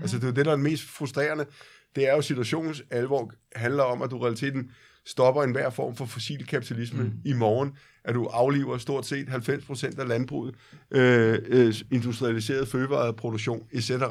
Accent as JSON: {"language": "Danish", "town": "Copenhagen", "region": "Capital Region of Denmark", "country": "Denmark"}